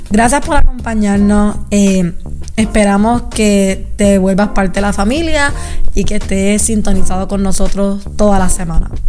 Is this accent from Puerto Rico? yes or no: yes; Puerto Rico; cosas que están pasando en Puerto Rico, como los temblores, eh, todas estas cosas que están pasando en mi país